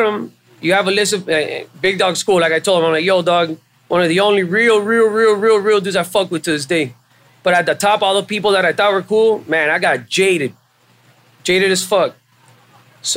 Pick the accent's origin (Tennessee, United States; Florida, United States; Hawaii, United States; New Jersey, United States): Florida, United States; Hialeah; moved away as an adult; also born or lived in Miami; I was raised in Hialeah. There's a lot of Cubans in Hialeah